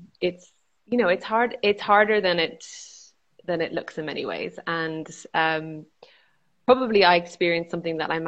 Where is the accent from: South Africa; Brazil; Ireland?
Ireland; I am from Ireland and sort of grew up in 1980s, 1990s Ireland.